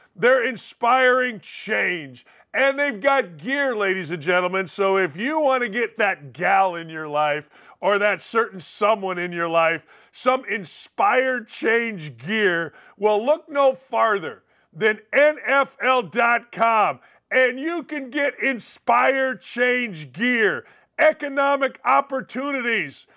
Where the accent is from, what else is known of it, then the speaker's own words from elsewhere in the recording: Gary, Indiana, United States; my hometown of Gary, Indiana